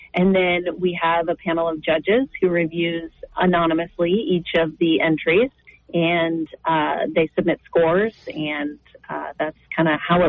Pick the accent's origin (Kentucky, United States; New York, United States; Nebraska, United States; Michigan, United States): Nebraska, United States; Northeast; moved away as an adult; also born or lived in Missouri / Kansas City; I grew up in Northeast Nebraska